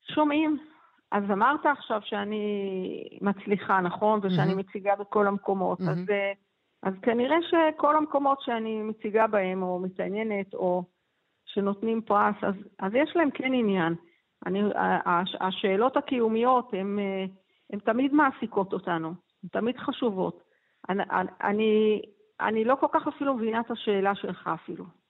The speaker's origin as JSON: {"language": "Hebrew", "town": "Ramat Gan", "region": "Tel Aviv District", "country": "Israel", "tie": "born or raised there", "said": "גדלתי בש, ברמת חין"}